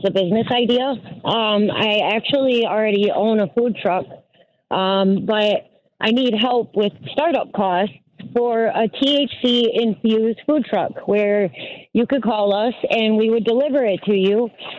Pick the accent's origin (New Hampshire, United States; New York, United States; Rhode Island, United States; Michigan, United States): Michigan, United States; Lansing; I'm from Lansing, Michigan